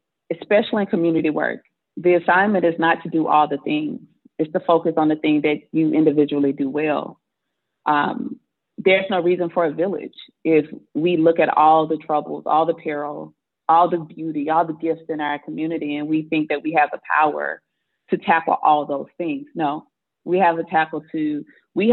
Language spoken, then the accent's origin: English; Mississippi, United States; I grew up in Mississippi